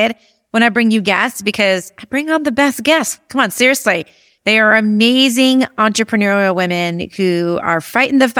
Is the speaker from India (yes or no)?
yes; India; now in United States; I'm from India.